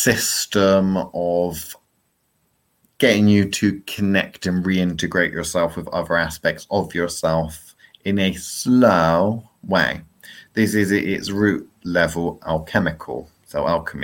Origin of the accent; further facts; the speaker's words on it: England, United Kingdom; I'm English and my English is pretty shit